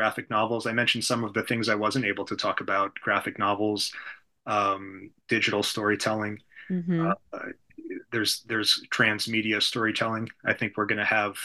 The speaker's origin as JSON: {"language": "English", "country": "United States", "said": "as an American"}